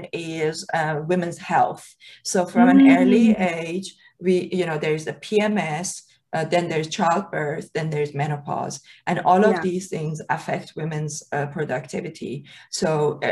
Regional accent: Iran; moved away; when I was a kid growing up in Iran

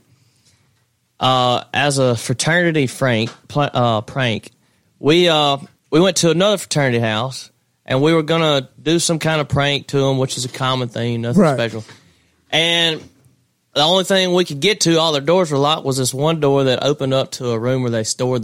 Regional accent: Hazlehurst, Mississippi, United States; moved away as an adult; now in Austin, United States; Hazelhurst, Mississippi is my hometown

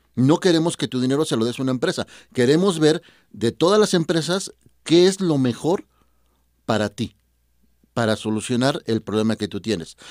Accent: Mexico; somos mexicanos

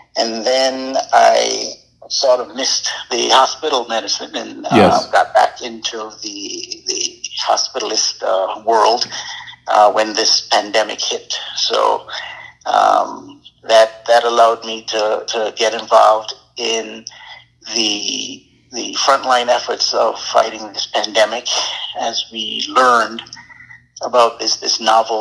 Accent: St. Kitts & Nevis; also born or lived in Anguilla / New York, United States / Michigan, United States; now in Maryland, United States; I grew up in St. Kitts and Nevis. I was born in Anguilla, so I claim both countries

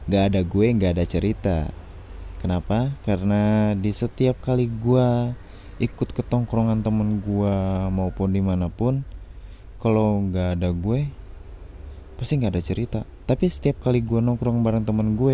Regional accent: Kuningan, West Java, Indonesia; born there; dan gue lahir di Kuningan, Cirebon

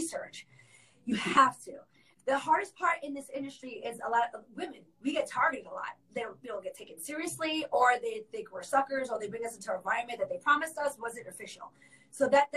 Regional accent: New York, United States; moved away as an adult; now in Orlando, United States; I am actually born and raised in New York, all the way through, even through high school. I came here as an adult.

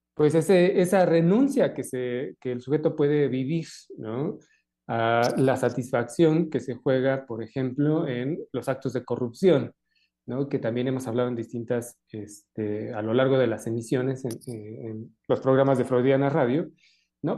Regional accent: Mexico; lo propio de cada uno de nosotros como mexicanos

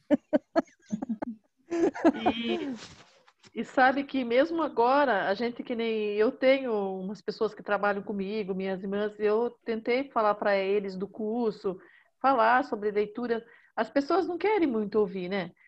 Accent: Salto de Pirapora, São Paulo, Brazil; Eu sou do interior de São Paulo, é Salto de Pirapora, é, fica próximo a Sorocaba

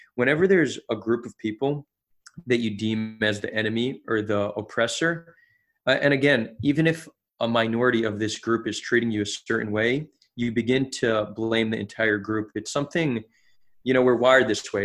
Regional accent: New Jersey, United States; moved away as an adult; now in Israel; I grew up in America, New Jersey, to be exact. Um, I moved to Israel when I was eighteen

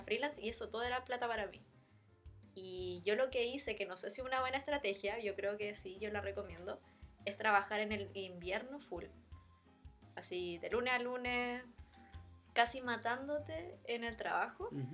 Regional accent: Valparaíso, Chile; moved away as an adult; also born or lived in Germany / Denmark; now in Stockholm, Sweden; De Valparaíso, de la quinta región.

